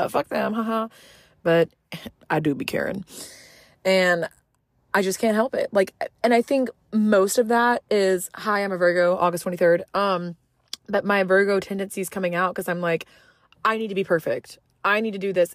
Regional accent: Orange, Texas, United States; moved away as an adult; also born or lived in Beaumont, Texas; now in Montgomery County, Texas, United States; I'm really from Orange

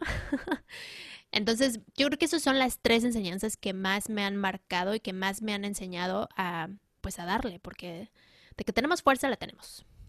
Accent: Mexico City, Mexico; yo crecí en la Ciudad de México

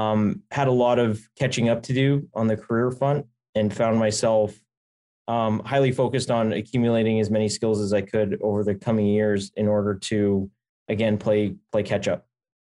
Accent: New York, United States; accent: mix of Long Island, Boston and Canadian; I grew up on Long Island. My accent is a healthy mix between Long Island, Boston, and Canadian, with virtually no Long Island in there, which is great.

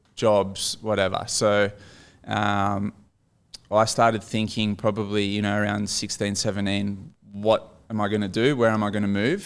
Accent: Port Macquarie, New South Wales, Australia; I grew up in Port Macquarie.

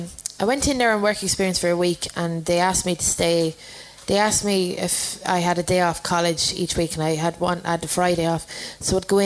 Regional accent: London, United Kingdom; born there; accent: Irish; I was born in London and I always felt like there was some, that was my home, but I don't think it is.

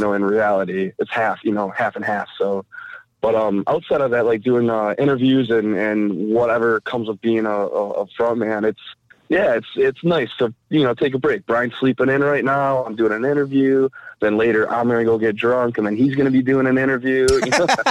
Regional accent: Mount Clemens, Michigan, United States; I grew up in, in Mount Clemens area

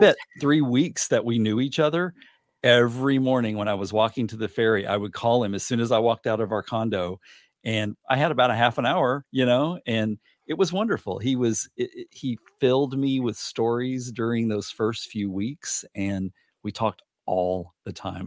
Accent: Little Rock, Arkansas, United States; moved away; I was born on July fourteenth, nineteen seventy in Little Rock

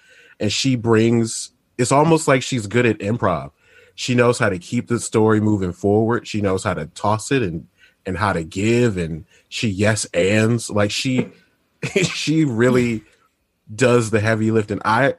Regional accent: Michigan, United States; I'm from Michigan.

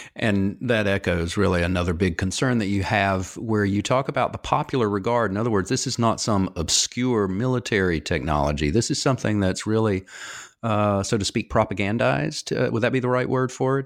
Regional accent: North Carolina, United States; I grew up in the South myself in North Carolina

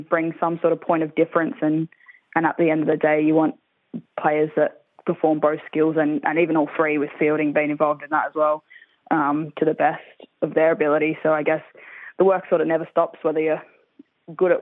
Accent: Sunshine Coast, Queensland, Australia; moved away as an adult; now in Perth, Australia; I'm originally from the Sunshine Coast in Queensland

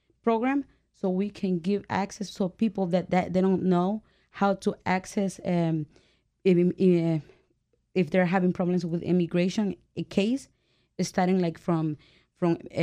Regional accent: El Salvador; now in United States; I'm from El Salvador

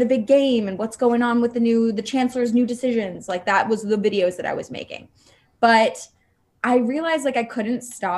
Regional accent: Los Angeles, California, United States; moved away as an adult; now in New York City, United States; I was raised in Los Angeles

